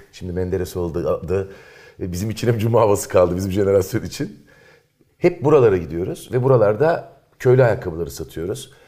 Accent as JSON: {"language": "Turkish", "region": "İzmir", "country": "Turkey", "tie": "born or raised there", "also_born_or_lived": "Eskişehir", "moved": "as an adult", "said": "doğduğum, büyüdüğüm yerleri gezmeye gittim. Sıra Karşıyaka'ya geldi."}